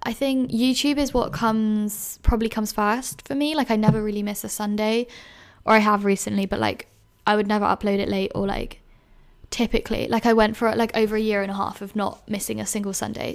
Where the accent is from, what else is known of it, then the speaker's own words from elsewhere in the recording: London, United Kingdom; moved away as an adult; now in Edinburgh, United Kingdom; I grew up in London, but, like, Greater London, like, suburb